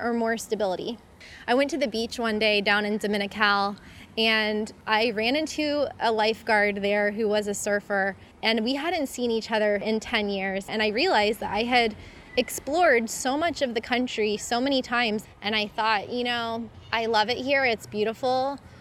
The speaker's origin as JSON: {"language": "English", "country": "United States", "also_born_or_lived": "Costa Rica", "moved": "as an adult", "said": "living in my home country of the US"}